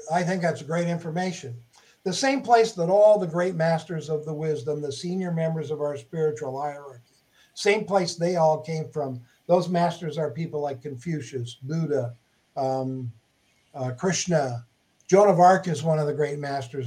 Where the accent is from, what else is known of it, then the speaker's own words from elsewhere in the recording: Minnesota, United States; moved away as an adult; now in Huntington Beach, United States; I grew up in Minnesota, shoveling snow